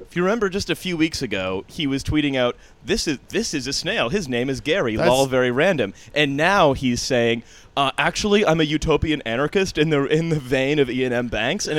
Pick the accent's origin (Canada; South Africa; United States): Canada; I should really explain my accent. I'm Canadian. I've just been living there for a long time.